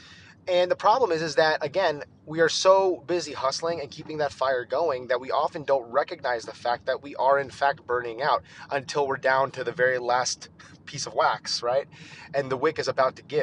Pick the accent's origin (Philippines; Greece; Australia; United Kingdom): Philippines; as a Filipino